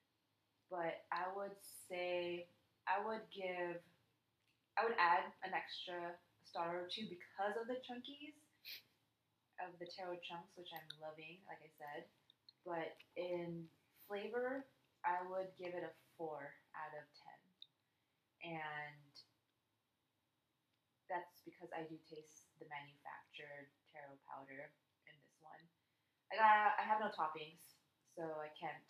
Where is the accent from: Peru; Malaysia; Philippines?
Philippines; I'm Filipino